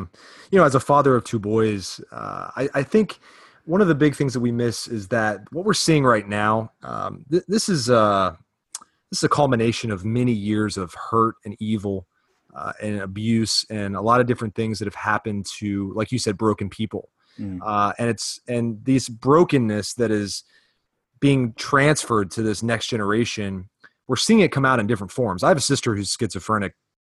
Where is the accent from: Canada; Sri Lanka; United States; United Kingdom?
United States; Virginia; And then I grew up in the South, part of Virginia